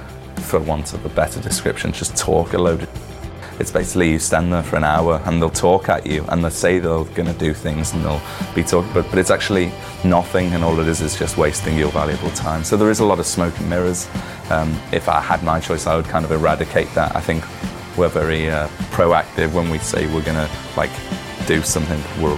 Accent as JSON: {"language": "English", "town": "Liverpool", "region": "North West England", "country": "United Kingdom", "tie": "born or raised there", "said": "growing up in Liverpool, … were obviously a massive influence on us."}